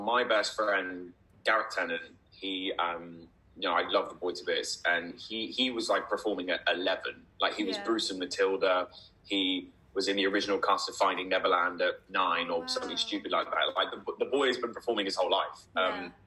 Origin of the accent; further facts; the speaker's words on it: Dubai, United Arab Emirates; now in United Kingdom; when I was growing up in Dubai